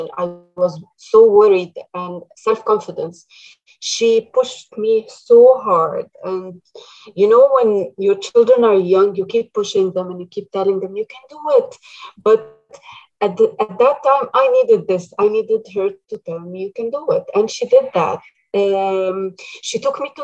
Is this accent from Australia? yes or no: no; Egypt; moved away as an adult; now in Canada; I come originally from Egypt, and I've spent my first years of marriage and as a mother in Egypt.